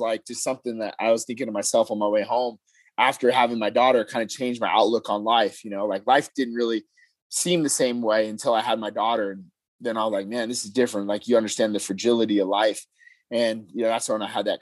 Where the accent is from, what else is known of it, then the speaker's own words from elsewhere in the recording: Las Vegas, Nevada, United States; also born or lived in Utah; I'm born and raised in Vegas. I'm a third generation Las Vegas born native